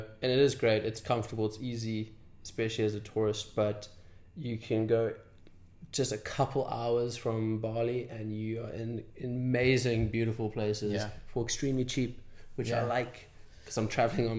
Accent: Zimbabwe; moved away; my upbringing in Zimbabwe.

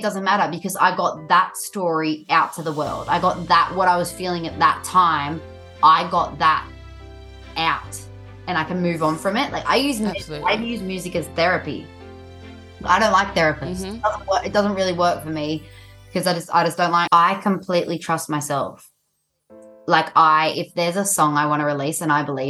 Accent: Sydney, New South Wales, Australia; also born or lived in Dural; I'm from Sydney, Australia.

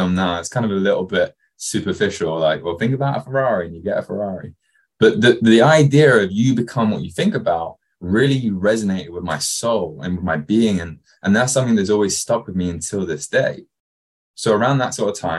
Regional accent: Kent, South East England, United Kingdom; now in Newport Beach, United States; Where I actually grew up was just outside London in England, a place called Kent

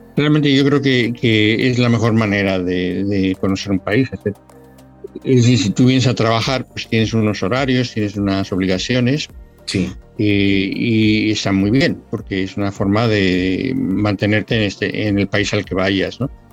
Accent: Mexico City, Mexico; moved away as an adult; now in Valladolid, Spain; nací en la Ciudad de México, eh, de hecho, viví en la Ciudad de México eh, toda mi infancia

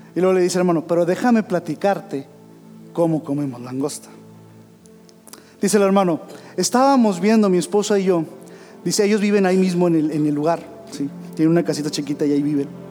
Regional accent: Saltillo, Coahuila, Mexico; yo soy de Saltillo, Coahuila

